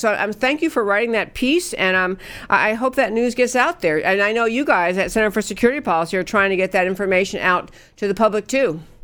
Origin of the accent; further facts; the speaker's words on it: New York, United States; I grew up in New York, so I can talk pretty fast